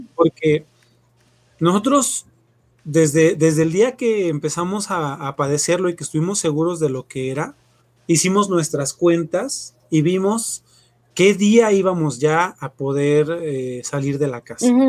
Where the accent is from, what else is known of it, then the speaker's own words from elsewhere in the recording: Mexico; somos mexicanos